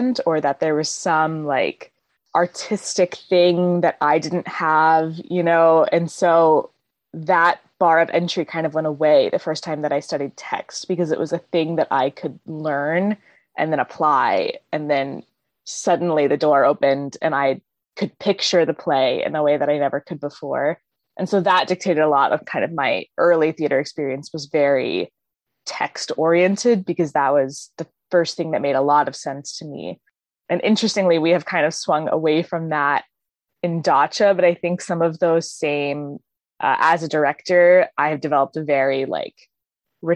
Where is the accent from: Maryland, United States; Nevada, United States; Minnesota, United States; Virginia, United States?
Maryland, United States; moved away as an adult; also born or lived in St. Louis, Missouri; now in Seattle, United States; I grew up in Maryland and then moved to St. Louis for school